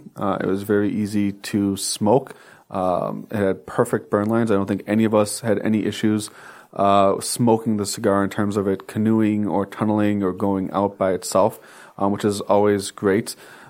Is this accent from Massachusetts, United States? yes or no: no; Wisconsin, United States; Hey, we're from Wisconsin.